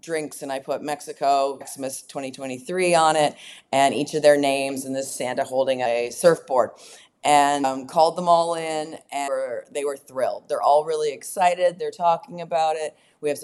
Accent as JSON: {"language": "English", "country": "Canada", "moved": "yes", "lives_now": "Texas, United States", "said": "I'm from Canada to Texas."}